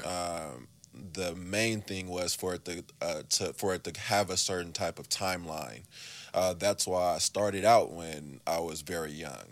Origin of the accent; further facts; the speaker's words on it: Oakland, California, United States; I'm from the East